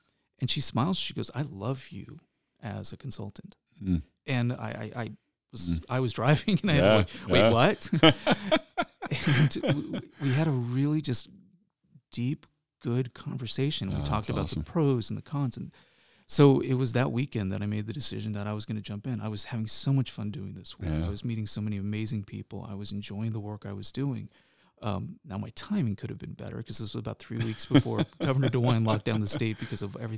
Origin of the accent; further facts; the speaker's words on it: Midwest, United States; also born or lived in New Jersey; So I am not a native Cincinnatian. I was born in New Jersey, moved to the Midwest because of my dad taking a job at a fairly young age, so I lost the accent.